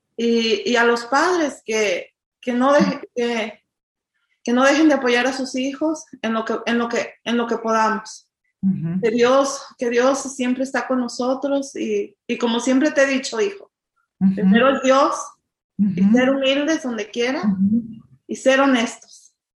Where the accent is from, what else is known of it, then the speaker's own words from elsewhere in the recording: Jalisco, Mexico; moved away as an adult; now in United States; soy mexicana, venimos del estado de Jalisco, tenemos 27 años aquí en este país